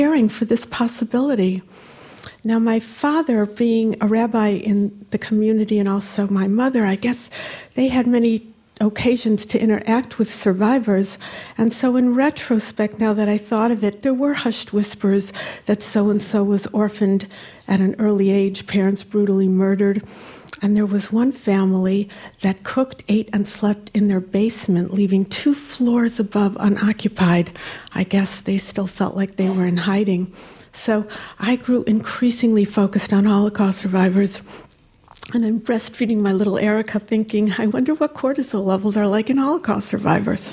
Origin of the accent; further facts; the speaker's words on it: Cleveland, Ohio, United States; I grew up in the Jewish community of Cleveland, Ohio